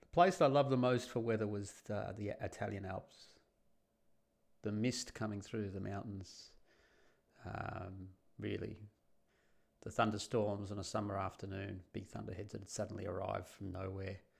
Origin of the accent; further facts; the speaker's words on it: Australia; moved away as an adult; now in Netherlands; I'm the Australian guy that moves to Holland